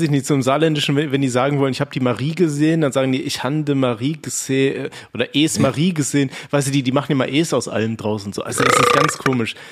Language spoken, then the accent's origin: German; North Rhine-Westphalia, Germany; ich komme ja aus NRW